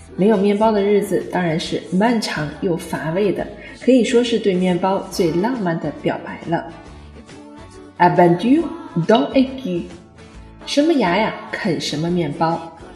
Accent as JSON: {"language": "Chinese", "country": "China", "said": "就好比我们中国人也有一句俗语说吃人嘴软，拿人手短"}